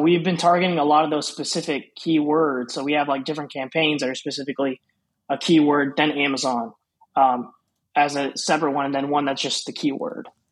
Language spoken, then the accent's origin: English; Houston, Texas, United States; I was born and raised in Houston, Texas. Um, been here my whole life